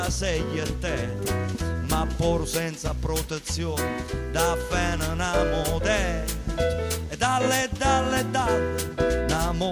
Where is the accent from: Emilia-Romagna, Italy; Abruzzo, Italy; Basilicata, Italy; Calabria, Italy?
Basilicata, Italy; born there; Va bene, confesso, sono nato in Basilicata. Sì, la Basilicata esiste.